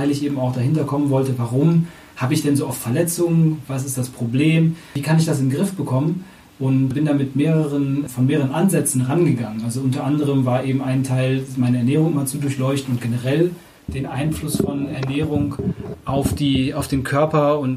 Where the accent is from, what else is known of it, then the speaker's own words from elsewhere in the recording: Hamburg, Germany; now in Cologne, Germany; Ich komme ursprünglich aus Hamburg, aber ich wohne jetzt in Köln hier in der Nähe von Markus.